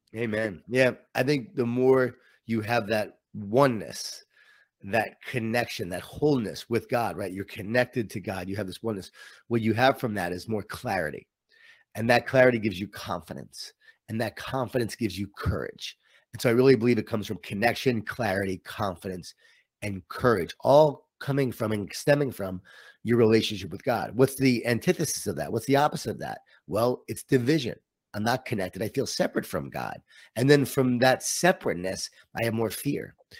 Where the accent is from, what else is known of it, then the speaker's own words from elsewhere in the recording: Long Island, New York, United States; I grew up in Long Island, New York